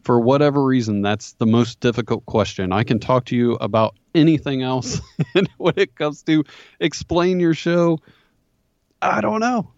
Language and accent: English; Dayton, Ohio, United States; grew up in Ohio. Pretty much, uh, I actually bought my childhood home and, uh, I've been here all my life